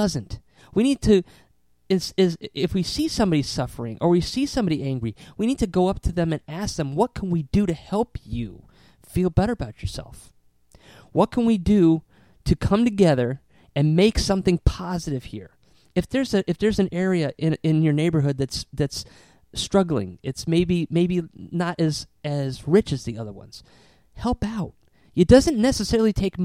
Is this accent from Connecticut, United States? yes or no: yes; Southington, Connecticut, United States; growing up in Southington, Connecticut, they used to have this green, and we used to have the Apple Festival